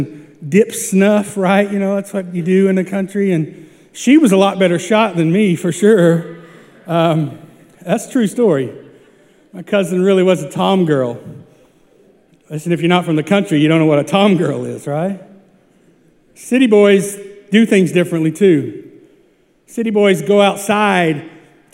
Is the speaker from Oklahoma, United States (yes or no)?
yes; small town Oklahoma, United States; moved away; Small town Oklahoma